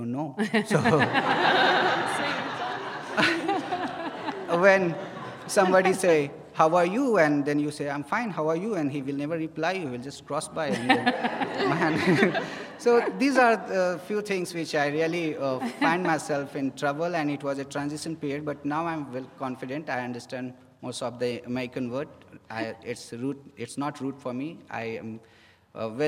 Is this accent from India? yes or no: yes; India; moved away as an adult; now in United States; I'm from India